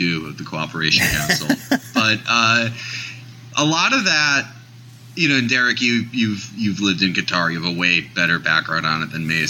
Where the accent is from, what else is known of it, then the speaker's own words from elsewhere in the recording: Midwest, United States; just as a creative kid growing up in the Midwest who never really fit in.